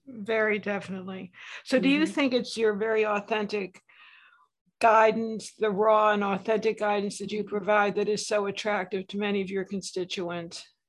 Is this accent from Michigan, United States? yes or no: no; West Hartford, Connecticut, United States; when I was growing up, I'm from West Hartford, Connecticut